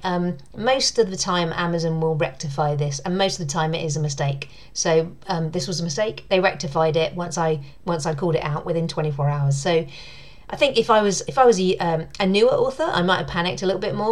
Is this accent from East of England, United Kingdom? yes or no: yes; Southend-on-Sea, East of England, United Kingdom; moved away; I grew up uh, in near Southend in um, Essex